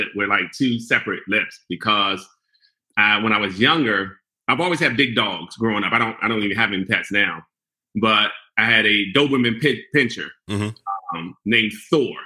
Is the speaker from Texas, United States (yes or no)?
no; Prince George's County, Maryland, United States; I grew up in Prince George's County